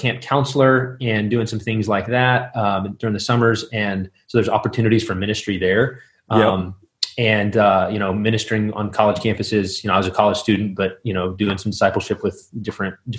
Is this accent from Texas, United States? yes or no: yes; West Texas, United States; moved away as an adult; also born or lived in Midland, Texas / Moscow, Idaho; now in Minneapolis, United States; I grew up in West Texas